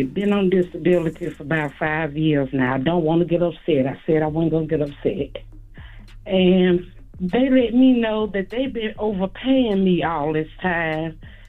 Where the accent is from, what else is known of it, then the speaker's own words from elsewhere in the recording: Spartanburg, South Carolina, United States; I'm just a little upset because, first, let me say I'm from Spartanburg, South Carolina.